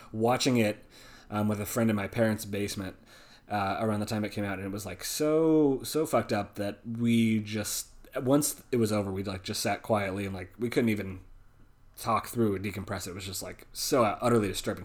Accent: West Coast, United States; now in Northeast, United States; growing up on the West Coast.

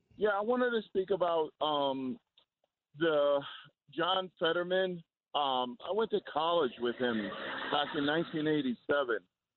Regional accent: Newark, New Jersey, United States; I'm from Newark, New Jersey

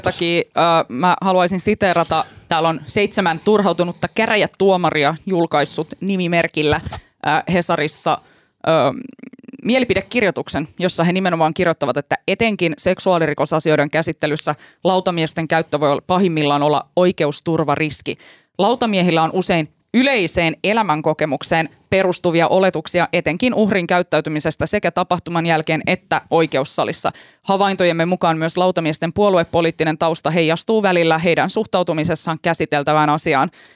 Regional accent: Finland; mä oon Suomesta

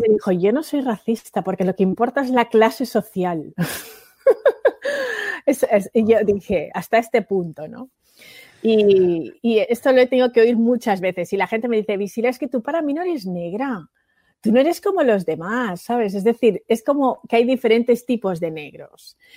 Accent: Spain; accent: Spanish; mi acento era español

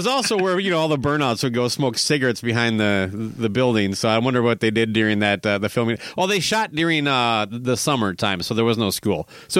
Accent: Minnesota, United States; But you know, I'm a Minnesotan. We're super nice.

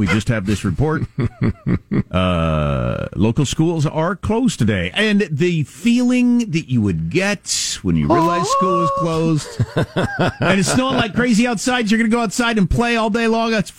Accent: United States; I'm an American.

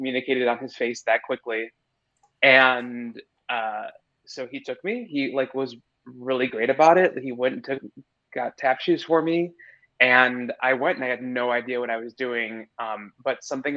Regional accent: suburbs south of Chicago, Illinois, United States; now in New York, United States; I grew up in the Midwest, in like the suburbs about 30 minutes south of Chicago

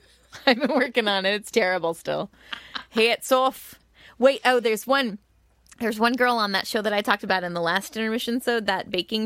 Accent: Illinois, United States; accent: Illinois; moved away; My little Illinois accent comes out.

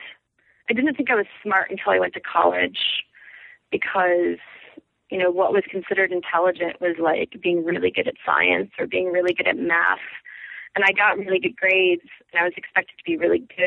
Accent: Chicago suburbs, Illinois, United States; moved away; also born or lived in Ohio; I'm from the Chicago suburbs.

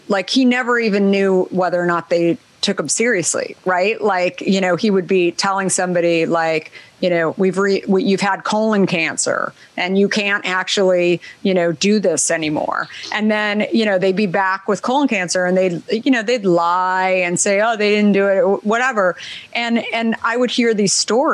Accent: Arizona, United States; I grew up in Arizona

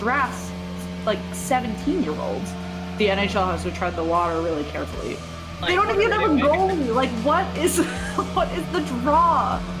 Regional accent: Boston, Massachusetts, United States; moved away as an adult; now in Washington, D.C., United States; I am in Washington, D.C. right now. So I grew up in Boston, and now I've been in D.C. for about 5 years.

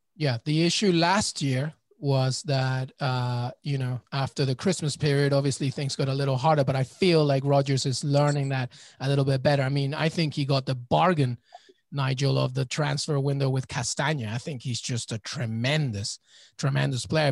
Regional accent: England, United Kingdom; I, I, grew up in England

